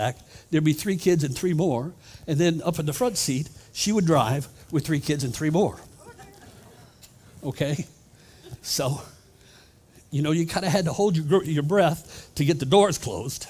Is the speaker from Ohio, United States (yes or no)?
yes; Columbus, Ohio, United States; moved away as an adult; now in Florida, United States; I am originally from Columbus, Ohio, but I've turned in my Yankee uniform, and I'm officially a rebel from Florida